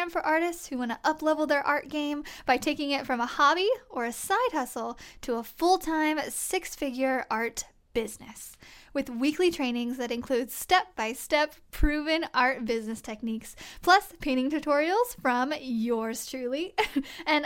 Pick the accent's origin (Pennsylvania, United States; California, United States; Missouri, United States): Missouri, United States; Springfield; my hometown of Springfield, Missouri